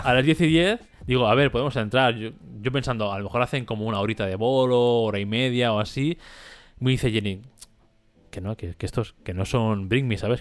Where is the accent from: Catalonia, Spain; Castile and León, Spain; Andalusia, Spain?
Catalonia, Spain; como catalán